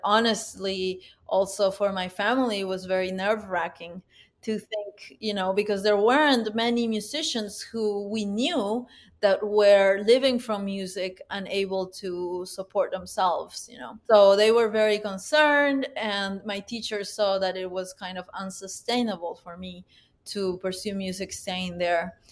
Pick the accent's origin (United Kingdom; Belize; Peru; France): Peru; Huánuco; now in United States; I was born in Huánuco, Peru, which is a city about, uh, nine hours northeast of the capital of Peru, Lima.